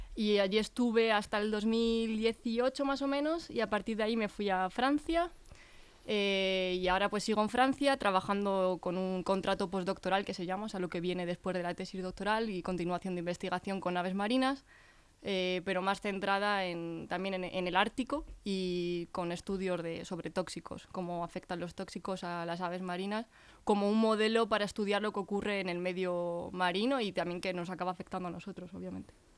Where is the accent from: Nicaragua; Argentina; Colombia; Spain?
Spain; Leganés, Community of Madrid; moved away as an adult; nací aquí, entonces he estado aquí en Leganés hasta los 25 años